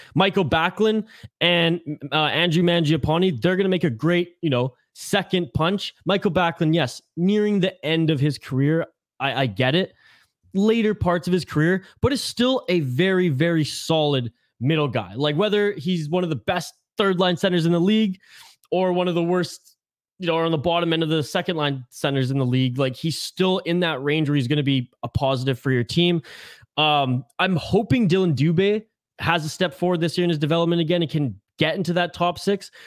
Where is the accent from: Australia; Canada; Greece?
Canada; British Columbia; I'm from British Columbia.